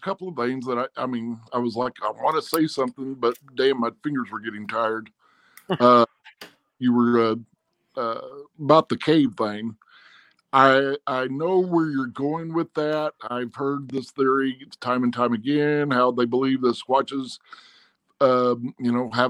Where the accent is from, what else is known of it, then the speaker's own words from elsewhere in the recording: Arkansas, United States; Well, I am from Arkansas.